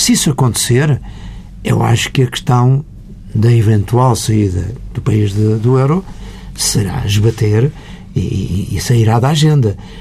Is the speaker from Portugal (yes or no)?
yes; Beira Baixa, Portugal; eu sou oriundo de uma aldeia da Beira Baixa